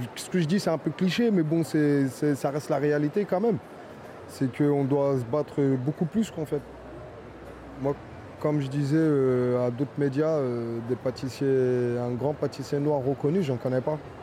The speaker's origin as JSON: {"language": "French", "town": "Fontenay-sous-Bois", "region": "Île-de-France", "country": "France", "tie": "born or raised there", "also_born_or_lived": "Vincennes", "said": "Moi, je suis né à Vincennes. J'ai grandi à Fontenay-sous-Bois."}